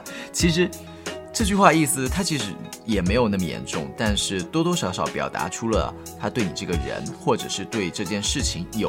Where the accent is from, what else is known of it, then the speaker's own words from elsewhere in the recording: China; 就是我们中国人虽然说比较含蓄委婉，但是在撕逼这件事情上，其实是非常的直白。